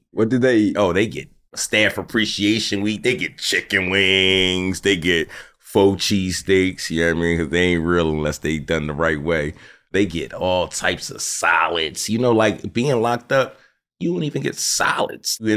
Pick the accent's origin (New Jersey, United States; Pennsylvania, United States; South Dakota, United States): Pennsylvania, United States; Philadelphia; Where I'm from, I grew up on Jim's. West. Okay. On 62nd Street.